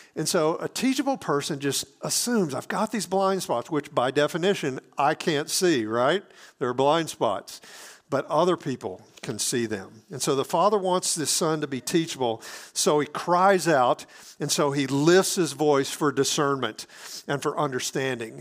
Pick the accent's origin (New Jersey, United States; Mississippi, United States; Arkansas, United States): Mississippi, United States; Hattiesburg; moved away; my hometown in Hattiesburg, Mississippi